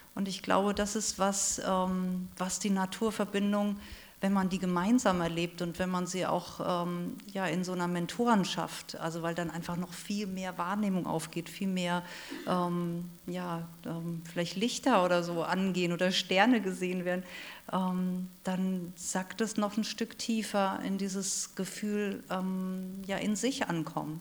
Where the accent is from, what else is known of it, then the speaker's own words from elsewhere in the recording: Rhineland-Palatinate, Germany; ich bin in der Südpfalz aufgewachsen, da wo die Trauben wachsen